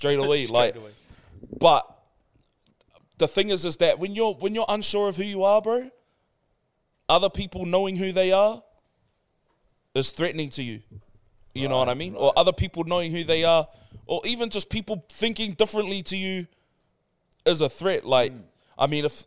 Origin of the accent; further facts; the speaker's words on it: New Zealand; now in Australia; growing up in New Zealand